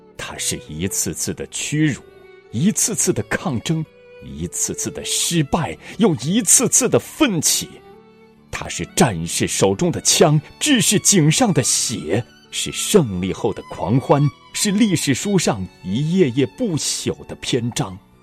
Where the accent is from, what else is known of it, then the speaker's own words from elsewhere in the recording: China; 我们中国人共同创造了波澜壮阔的历史